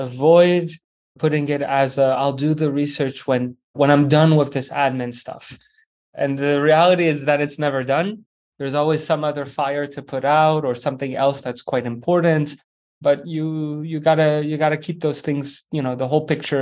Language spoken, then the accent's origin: English; Switzerland; moved away as an adult; also born or lived in France / Vancouver, Canada / Baltimore, United States; I grew up in Switzerland, originally from France